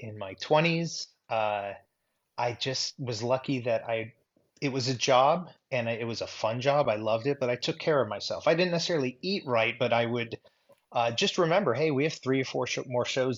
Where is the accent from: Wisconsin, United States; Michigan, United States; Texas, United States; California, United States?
California, United States; Burbank; moved away as an adult; now in Tulsa, Oklahoma, United States; I was born in Los Angeles, actually the San Fernando Valley